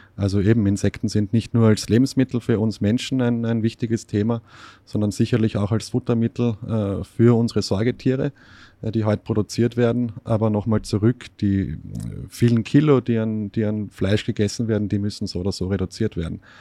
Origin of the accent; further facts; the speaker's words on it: Austria; ich bin in Österreich erzogen worden, aufgewachsen